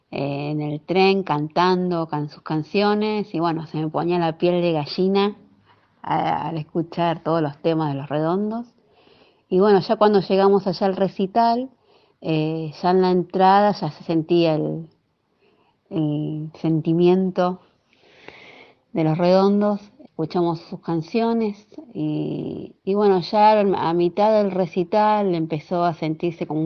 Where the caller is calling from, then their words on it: Becar, Buenos Aires, Argentina; de Becar